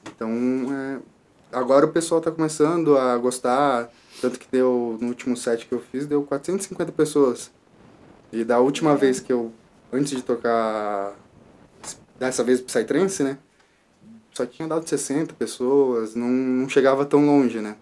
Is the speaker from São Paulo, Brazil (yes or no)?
yes; São Paulo, Brazil; moved away; eu nasci em São Paulo